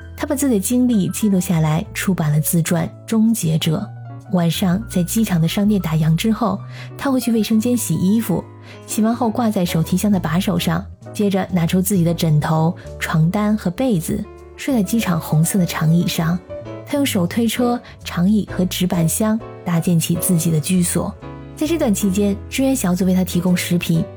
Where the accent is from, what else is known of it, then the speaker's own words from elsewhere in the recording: China; 我们中国人可能会联想到《桃花源记》